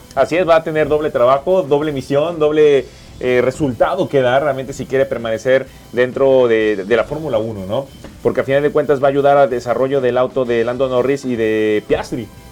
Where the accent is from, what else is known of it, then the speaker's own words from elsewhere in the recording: Mexico; como mexicanos